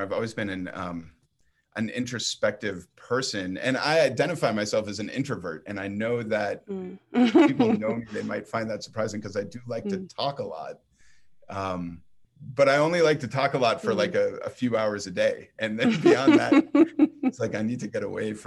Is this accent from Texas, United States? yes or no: no; Boston, Massachusetts, United States; I'm originally from Boston, Massachusetts.